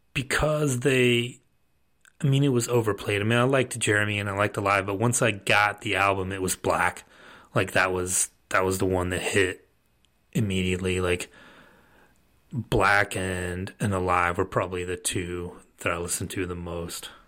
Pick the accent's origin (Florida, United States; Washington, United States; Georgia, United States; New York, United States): Georgia, United States; Rome; also born or lived in Athens, Georgia; I grew up in Rome, Georgia, which is not, like, a hotbed of culture, um, Northwest Georgia